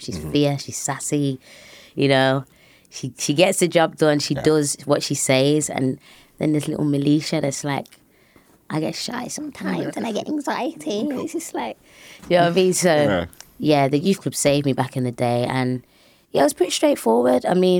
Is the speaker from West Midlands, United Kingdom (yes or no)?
yes; Birmingham, West Midlands, United Kingdom; It was pretty straightforward. I mean, we were one of the very few families that were black in a white-dominated area, and it's very run down, and even to this day, it's the same.